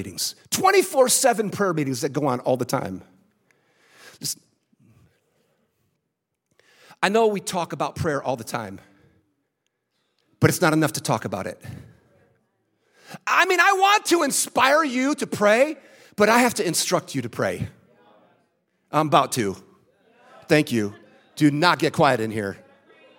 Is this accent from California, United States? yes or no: yes; San Francisco, California, United States; I was born in San Francisco